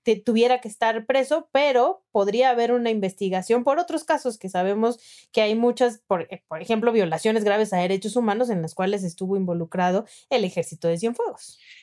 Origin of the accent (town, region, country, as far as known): Mexico